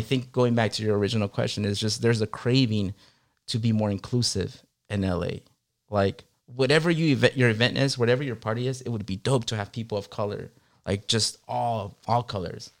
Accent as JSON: {"language": "English", "town": "Long Beach", "region": "California", "country": "United States", "tie": "born or raised there", "also_born_or_lived": "Guerrero, Mexico / New York / San Diego", "moved": "as an adult", "lives_now": "Los Angeles, United States", "said": "I grew up in Long Beach, so we came as immigrants to the city of Long Beach"}